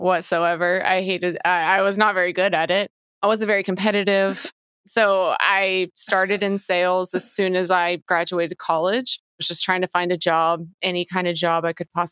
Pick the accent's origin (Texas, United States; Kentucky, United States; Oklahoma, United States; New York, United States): Kentucky, United States; moved away as an adult; now in Los Angeles, United States; I'm originally from Kentucky.